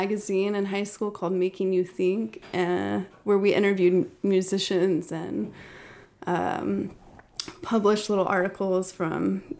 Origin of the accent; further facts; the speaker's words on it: Dallas, Texas, United States; moved away as an adult; now in Austin, United States; So I kind of always wanted to move to Austin after high school and being in Dallas.